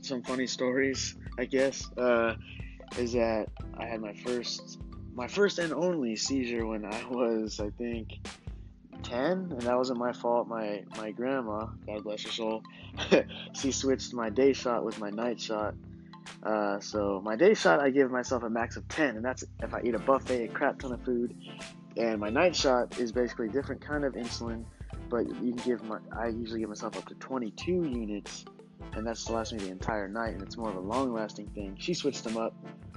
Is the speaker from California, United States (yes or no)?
yes; California, United States; moved away; I'm originally from California